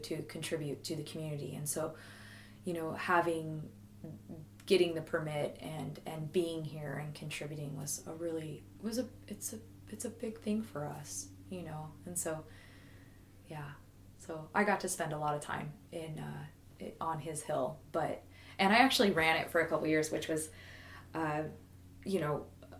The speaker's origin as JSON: {"language": "English", "town": "Garberville", "region": "California", "country": "United States", "tie": "born or raised there", "also_born_or_lived": "Park City, Utah", "said": "I grew up in Park City, Utah. It's where he had us going to school"}